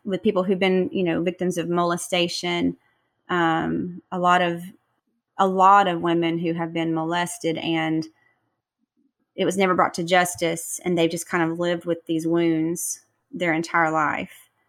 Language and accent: English; Texas, United States; moved away; my parents still live in my hometown in Texas